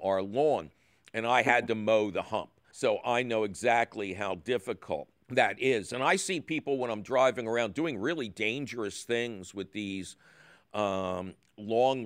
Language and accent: English; Philadelphia, Pennsylvania, United States; when I was growing up in the Tacony Mayfair section of Philadelphia